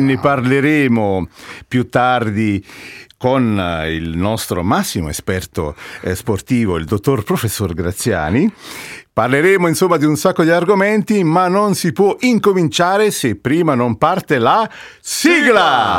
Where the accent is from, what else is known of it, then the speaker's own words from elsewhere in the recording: Naples, Campania, Italy; da buon napoletani